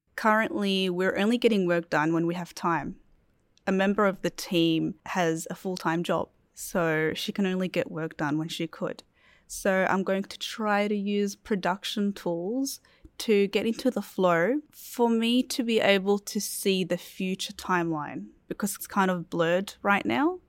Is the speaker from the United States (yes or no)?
no; Iraq; moved away; I come from Iraq